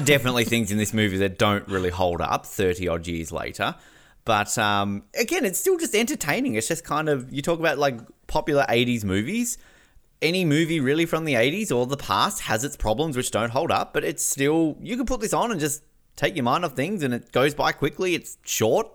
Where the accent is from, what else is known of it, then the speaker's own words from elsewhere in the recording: Australia; I'm Australian